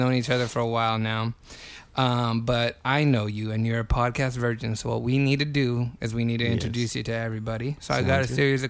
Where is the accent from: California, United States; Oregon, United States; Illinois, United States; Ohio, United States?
California, United States; Reedley; born or raised there